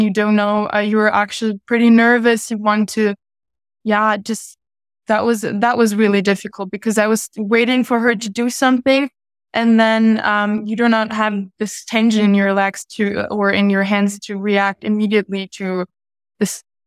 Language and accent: English; Munich, Bavaria, Germany; I was born in Munich and I live in Munich.